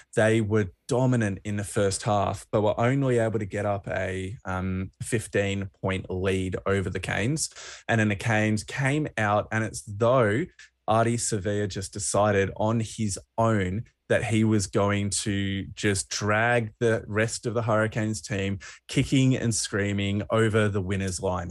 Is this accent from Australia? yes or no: yes; Australia; as a Australian rugby fan